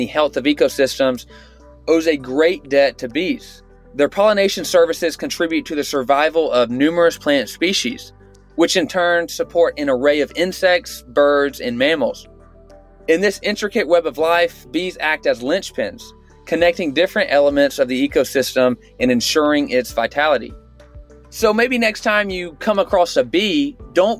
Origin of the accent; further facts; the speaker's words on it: North Georgia, United States; also born or lived in Eastern Kentucky; I grew up in North Georgia, so very rural.